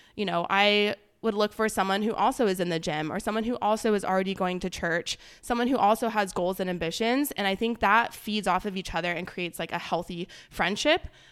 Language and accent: English; Palm Desert, California, United States; moved away as an adult; now in Texas, United States; I am from Palm Springs, California. Technically Palm Desert